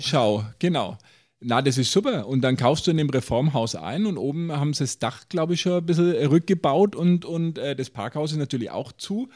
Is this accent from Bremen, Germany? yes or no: no; Nuremberg, Bavaria, Germany; als Nürnberger